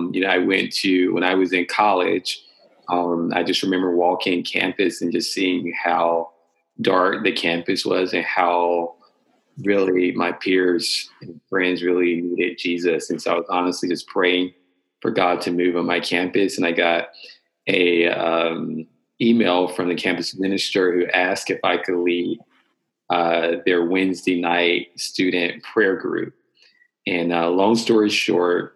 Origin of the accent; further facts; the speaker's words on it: North Carolina, United States; Born and raised in North Carolina.